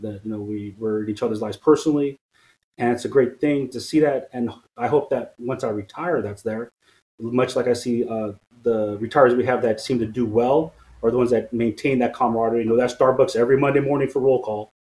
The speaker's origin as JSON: {"language": "English", "town": "Stockton", "region": "California", "country": "United States", "tie": "born or raised there", "also_born_or_lived": "French Camp, California", "said": "I grew up here in Stockton. I was born in French Camp, which is the county hospital just south of here"}